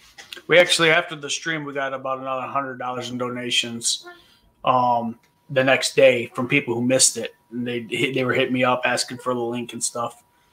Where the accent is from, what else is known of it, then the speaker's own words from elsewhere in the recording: Muskegon, Michigan, United States; now in Fremont, United States; I grew up in Muskegon, which is right on Lake Michigan.